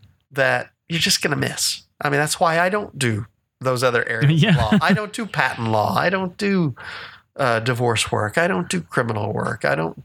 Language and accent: English; Texas, United States; I'm a Texan. I still claim this as my domicile is the term.